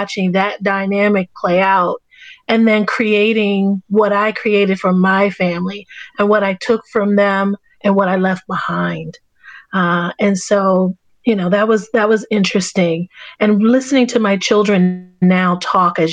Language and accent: English; Baltimore, Maryland, United States; I grew up in Baltimore, Maryland, in a neighborhood called Cherry Hill in South Baltimore.